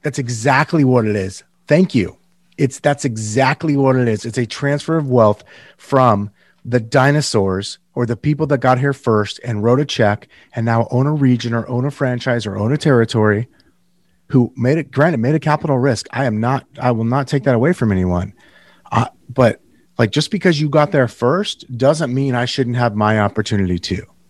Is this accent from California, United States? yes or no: yes; Northern California, United States; moved away; I'm from Northern California originally